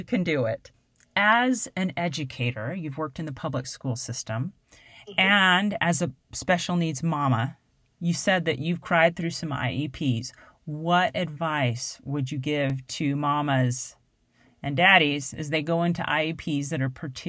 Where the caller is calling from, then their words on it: Arkansas, United States; moved away as an adult; after we moved from Arkansas